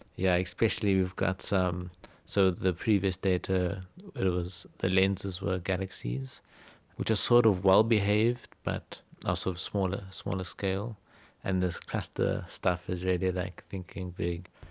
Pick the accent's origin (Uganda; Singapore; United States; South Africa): South Africa; Cape Town, Western Cape; Born and bred in Cape Town